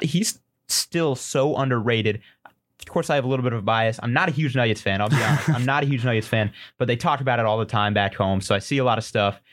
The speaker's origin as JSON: {"language": "English", "region": "Colorado", "country": "United States"}